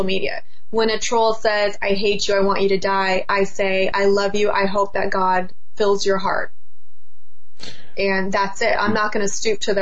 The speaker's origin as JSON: {"language": "English", "area": "Orange County", "region": "California", "country": "United States", "said": "I'm from Orange County. We're very clean over here."}